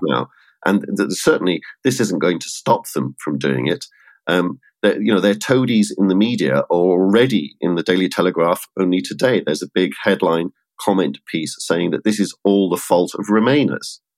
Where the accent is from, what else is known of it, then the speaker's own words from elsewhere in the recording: United Kingdom; as a Brit